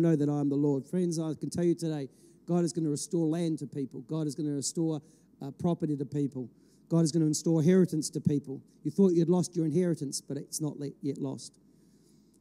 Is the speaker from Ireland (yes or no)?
yes; Ireland; I'm an Irishman. I've got it in my passport